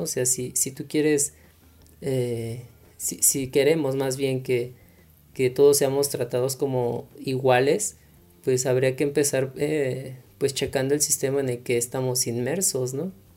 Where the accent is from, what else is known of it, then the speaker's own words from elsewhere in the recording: Mexico; como mexicanos